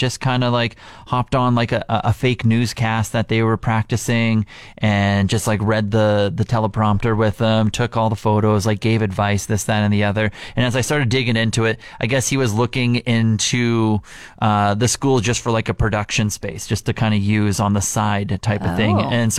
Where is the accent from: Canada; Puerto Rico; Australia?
Canada